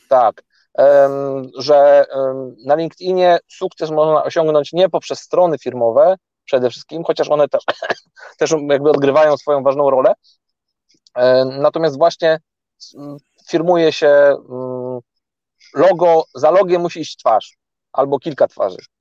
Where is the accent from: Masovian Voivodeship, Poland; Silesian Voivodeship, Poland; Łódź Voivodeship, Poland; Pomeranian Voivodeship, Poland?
Pomeranian Voivodeship, Poland; Gdańsk; wszyscy jesteśmy z Gdańska